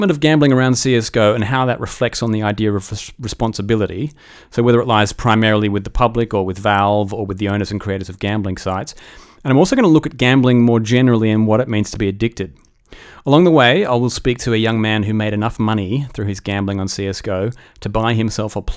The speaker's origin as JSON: {"language": "English", "country": "Australia", "accent": "Australian", "said": "I come from a country that loses more money gambling per capita every year than any other country. If you cannot tell from my delicious accent, that country is Australia."}